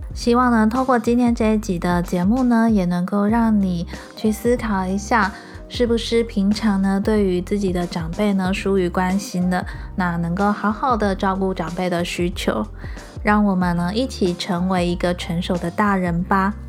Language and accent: Chinese; Xiushui, Changhua County, Taiwan; now in Kaohsiung, Taiwan; 因为我爸妈他们会回老家，我们老家在秀水